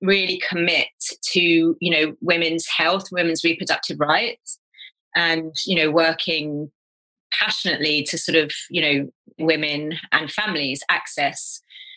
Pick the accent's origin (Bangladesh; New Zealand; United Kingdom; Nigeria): United Kingdom; England; also born or lived in Kenya; we kind of returned to England and ended up living in the house my father grew up